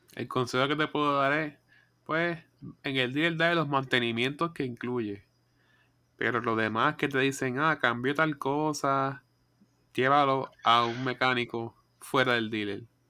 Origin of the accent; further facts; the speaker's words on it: Coamo, Puerto Rico; yo soy de Cuamo